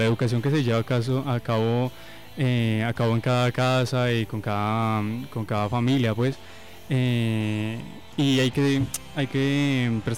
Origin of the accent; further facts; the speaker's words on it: Colombia; also born or lived in Ecuador; he vivido en muchos lugares, nací en el Ecuador, mis papás son colombianos, me trajeron para acá, he vivido en muchos lugares de Colombia y hace unos años estoy viviendo acá en Nariño.